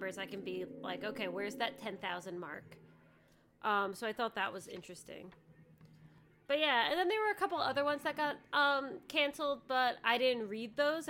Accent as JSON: {"language": "English", "country": "United States", "said": "I'm an American"}